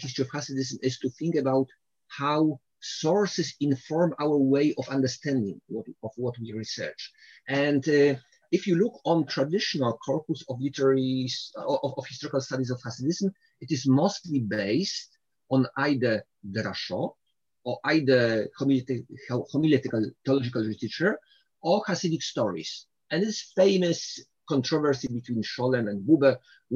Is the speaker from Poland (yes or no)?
yes; Poland; I'm from Poland